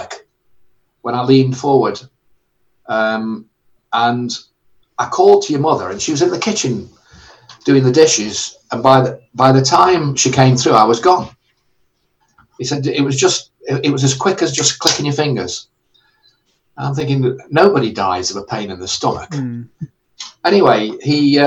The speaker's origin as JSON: {"language": "English", "town": "Stoke-on-Trent", "region": "West Midlands", "country": "United Kingdom", "also_born_or_lived": "Harrow", "moved": "as an adult", "said": "Stoke-on-Trent, which is where I'm from"}